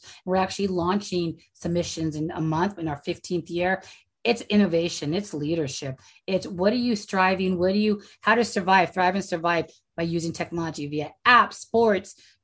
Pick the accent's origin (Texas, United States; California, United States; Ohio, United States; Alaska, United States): California, United States; I'm from California.